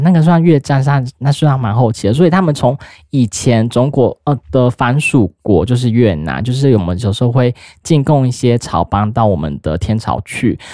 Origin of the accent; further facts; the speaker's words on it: Taiwan; 我们台湾人